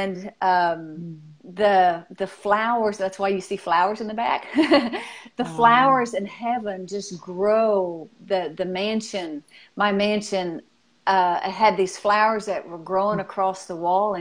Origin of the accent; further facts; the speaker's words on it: Arkansas, United States; I'm from Arkansas